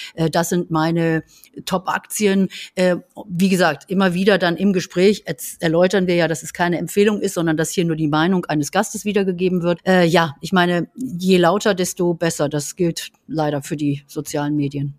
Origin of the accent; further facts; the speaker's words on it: Berlin, Germany; bei uns in Berlin